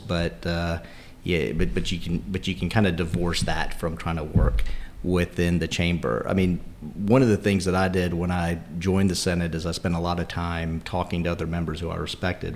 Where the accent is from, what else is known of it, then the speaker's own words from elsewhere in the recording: Fayetteville, North Carolina, United States; I grew up in Fayetteville.